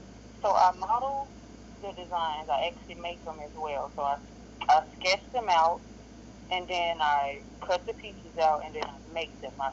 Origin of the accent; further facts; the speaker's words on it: Memphis, Tennessee, United States; also born or lived in Miami, Florida; now in Jacksonville, United States; I'm from Memphis, Tennessee. I reside in Florida now. Jacksonville, exactly. I just moved from Miami 3 weeks ago to Jacksonville.